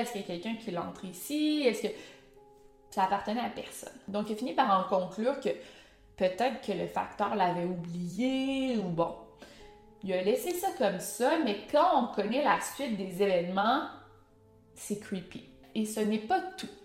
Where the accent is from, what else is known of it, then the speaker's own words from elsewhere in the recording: Quebec, Canada; accent: Québécois; avec mon accent allemand, avec mes mots prononcés en québécois